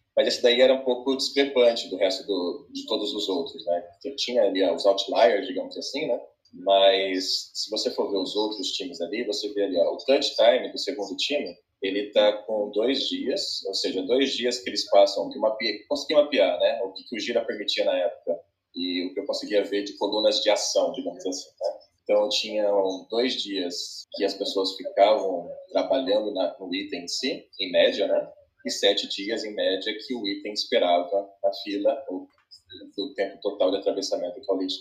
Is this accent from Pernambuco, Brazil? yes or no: no; interior of São Paulo, Brazil; moved away as an adult; also born or lived in Barueri; sou do interior de São Paulo. Passei 15 anos em São Paulo, Barueri, ali na, naquela região. Voltei para cá agora